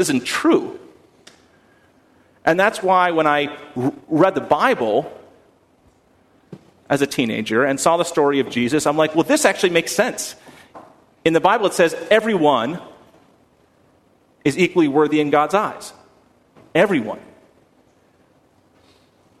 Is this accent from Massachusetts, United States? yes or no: yes; Wellesley, Massachusetts, United States; now in Houston, United States; when I was a teenager growing up in Wellesley, Massachusetts